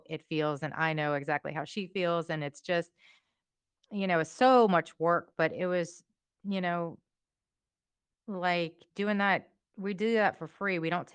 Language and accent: English; Louisiana, United States; We grew up in Louisiana.